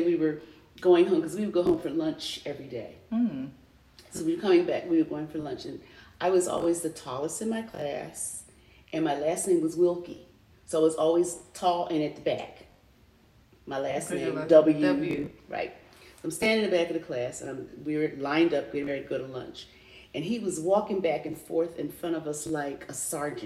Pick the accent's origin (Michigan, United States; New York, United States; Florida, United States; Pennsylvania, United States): Pennsylvania, United States; Philadelphia; moved away; I was born and raised in West Philly